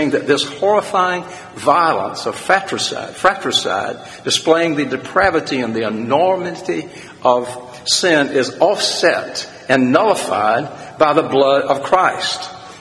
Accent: South Carolina, United States; being from a small town in agricultural South Carolina

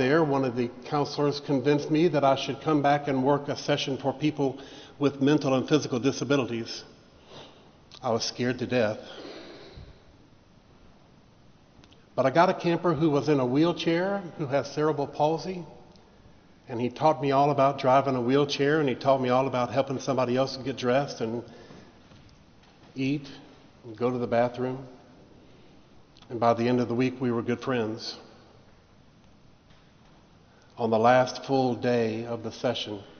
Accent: Vicksburg, Mississippi, United States; the church that I grew up in Vicksburg, Mississippi

